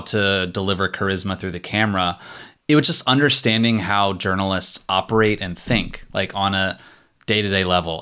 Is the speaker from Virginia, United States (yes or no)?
yes; Virginia, United States; I'm from Virginia.